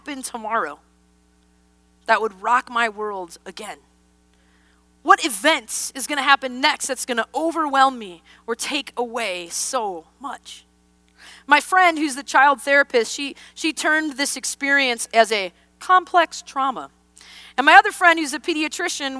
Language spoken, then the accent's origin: English; Wisconsin, United States; born or raised there; moved away